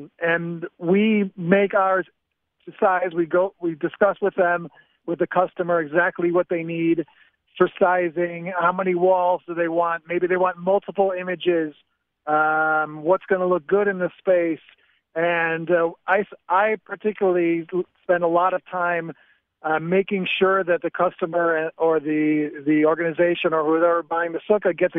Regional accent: Chicago, Illinois, United States; now in Safed, Israel; I'm originally from Chicago, and I've lived here since 97. I live in Tzfat right now.

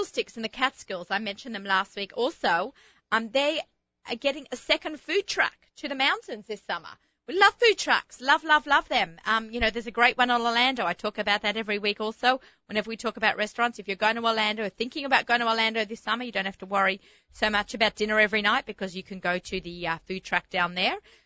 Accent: Australia; accent: Australian; moved away; my Australian accent

